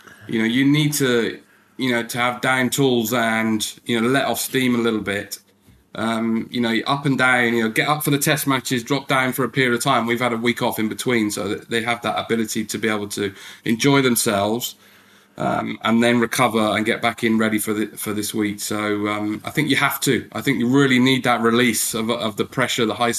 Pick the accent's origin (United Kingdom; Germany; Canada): United Kingdom; England